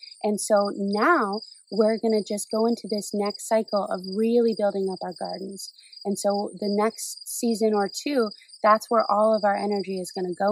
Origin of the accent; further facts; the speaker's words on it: Maine, United States; I grew up in Maine